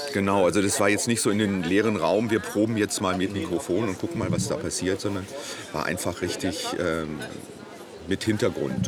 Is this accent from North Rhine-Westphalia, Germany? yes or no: yes; Essen, North Rhine-Westphalia, Germany; moved away as an adult; also born or lived in Hannover / Berlin; now in Munich, Germany; Ich bin gebürtiger Essener. Ich oh. bin hier in Rüttenscheid äh, geboren ja. und äh, Rellinghausen Stadtwald aufgewachsen